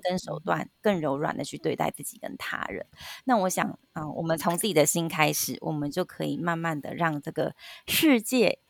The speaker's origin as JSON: {"language": "Chinese", "country": "Taiwan", "said": "我们台湾人的反应"}